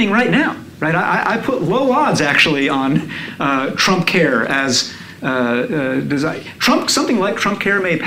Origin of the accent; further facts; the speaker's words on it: New York, United States; I grew up in New York